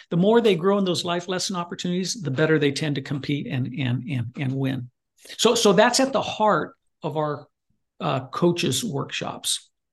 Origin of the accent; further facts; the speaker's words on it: Goleta, California, United States; moved away; I went back to Goleta, California, my hometown